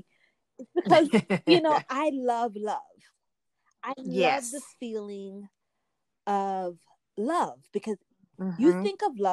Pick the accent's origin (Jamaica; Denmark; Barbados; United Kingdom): Jamaica; also born or lived in New York; now in United States; I grew up in Jamaica, came to the US. I lived in New York for a while.